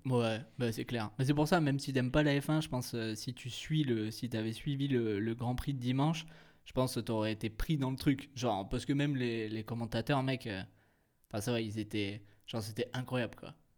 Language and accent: French; France; on est français